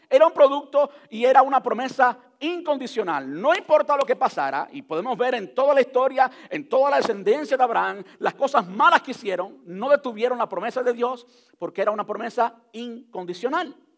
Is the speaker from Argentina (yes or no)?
no; Cuba; se lo voy a decir en cubano porque soy cubano